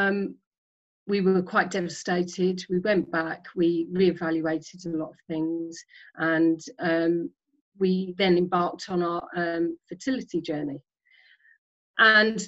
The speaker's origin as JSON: {"language": "English", "area": "Isle of Sheppey, Kent", "region": "South East England", "country": "United Kingdom", "tie": "born or raised there", "moved": "as an adult", "said": "I grew up on the Isle of Sheppey in Kent"}